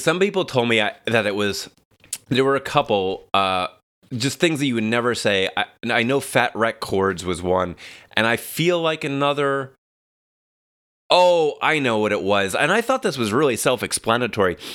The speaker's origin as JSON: {"language": "English", "town": "New York City", "region": "New York", "country": "United States", "moved": "yes", "lives_now": "Los Angeles, United States", "said": "Staten Island, New York."}